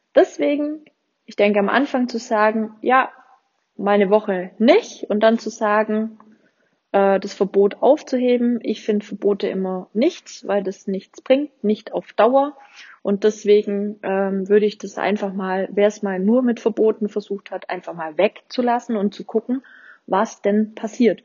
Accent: Swabia, Germany; accent: Swabian; ich komme ja aus dem Schwabeländle

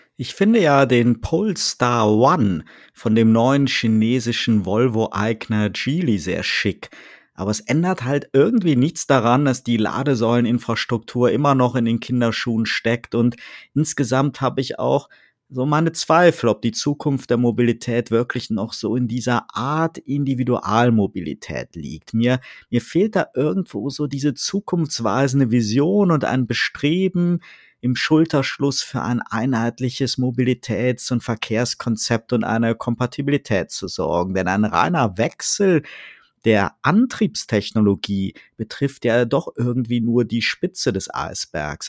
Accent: Rhineland, Germany; now in Baden-Württemberg, Germany; als Rheinländer

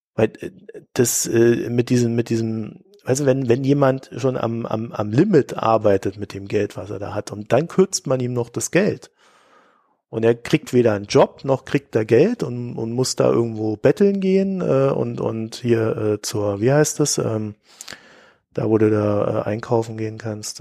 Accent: Germany; als äh, Deutsche oder als, als Staatsbürger

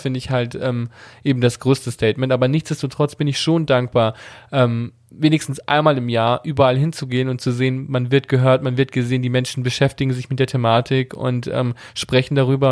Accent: Italy; wir sind Italiener, wir kommen aus einem konservativen katholischen Elternhaus

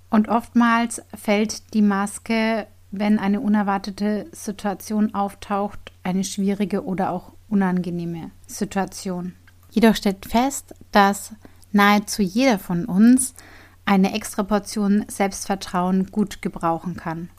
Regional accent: Bavaria, Germany; bin ich ja aus Bayern

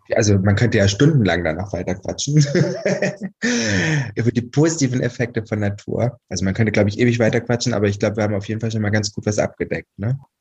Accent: Albstadt, Baden-Württemberg, Germany; moved away; also born or lived in Saarland; da, wo ich geboren bin und aufgewachsen bin. Und das ist eine Albstadt im, in Baden-Württemberg auf der Schwäbischen Alb

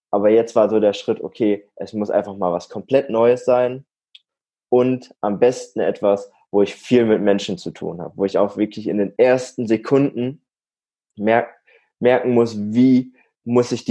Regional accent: Warendorf, North Rhine-Westphalia, Germany; Also ich, ich komme aus der Nähe, Nähe aus Münster, aus Warendorf, komme ich ursprünglich und dort wohne ich aktuell auch noch

